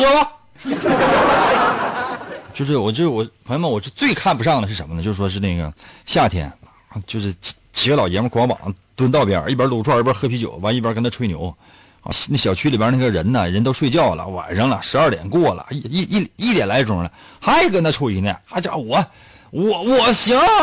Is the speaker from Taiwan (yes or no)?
no; Liaoning, China; 我们辽宁这边